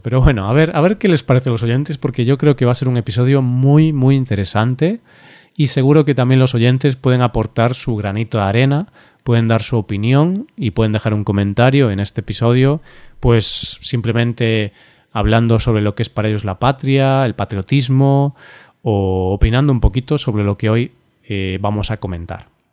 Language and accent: Spanish; Galicia, Spain; yo soy gallego, yo vivo en Galicia, he nacido en Galicia